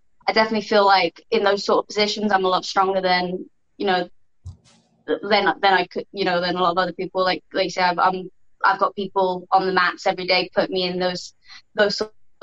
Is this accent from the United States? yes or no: no; United Kingdom; I'm British